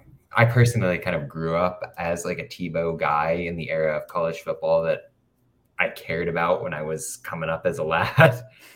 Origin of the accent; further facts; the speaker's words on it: Midwest, United States; as a Midwesterner here.